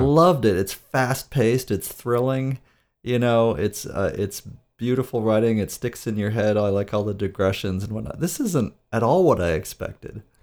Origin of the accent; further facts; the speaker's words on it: Great Lakes, United States; accent: Great Lakes; my accent is, is Great Lakes region